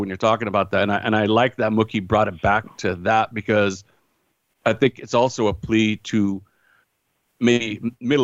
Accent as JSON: {"language": "English", "region": "Northern California", "country": "United States", "moved": "yes", "lives_now": "Los Angeles, United States", "said": "I'm originally from Northern California"}